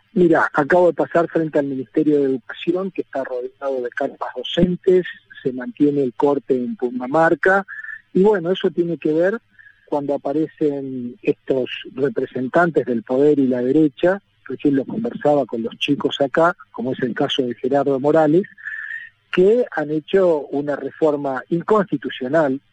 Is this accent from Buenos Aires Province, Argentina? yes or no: no; Neuquén, Argentina; yo soy neuquino